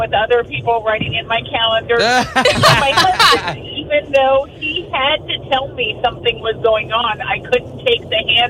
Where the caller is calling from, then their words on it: Winter Springs, Florida, United States; from Winter Springs.